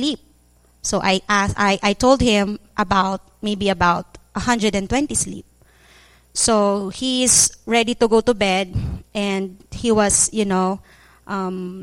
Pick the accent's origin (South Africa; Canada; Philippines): Philippines; moved away as an adult; now in Cambodia; we came home from Cambodia to the Philippines